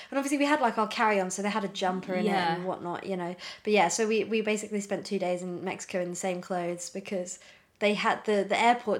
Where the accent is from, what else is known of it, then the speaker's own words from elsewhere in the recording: United Kingdom; we're British, yeah.